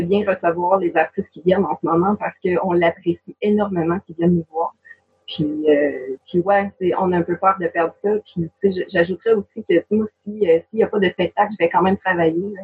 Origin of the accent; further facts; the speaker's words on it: Moss, Quebec, Canada; j'habite à Moss en, ce moment, c'est ma ville natale